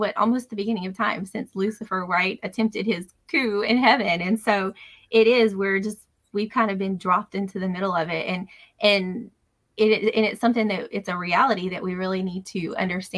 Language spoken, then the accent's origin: English; Louisiana, United States; also born or lived in Kennebunk, Maine; now in Maine, United States; We're originally from Louisiana.